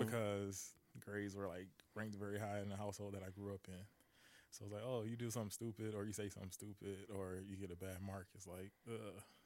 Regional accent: Detroit, Michigan, United States; I'm from Detroit

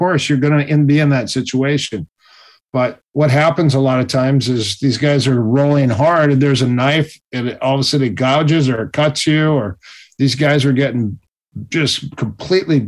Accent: Minnesota, United States; I'm from Minnesota

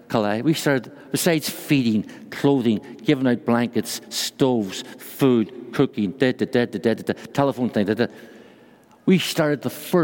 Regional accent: Ireland; accent: Irish; moved away as an adult; now in Brussels, Belgium; Although I'm from Ireland, I live in Brussels, Belgium

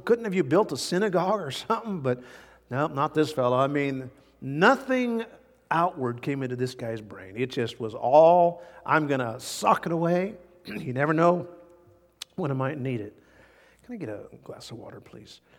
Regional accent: United States; as American Christians

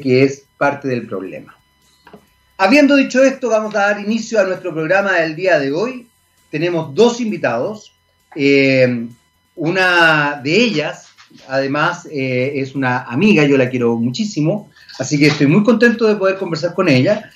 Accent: Chile; Somos chilenos

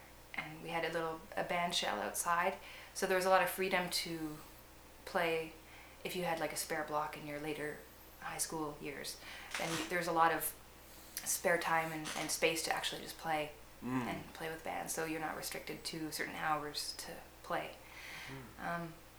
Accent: Nanaimo, British Columbia, Canada; Yeah, I'm from Nanaimo.

